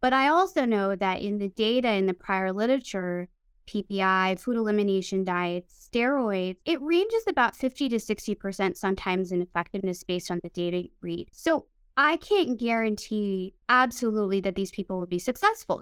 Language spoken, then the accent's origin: English; Midwest, United States; now in California, United States; I grew up in the Midwest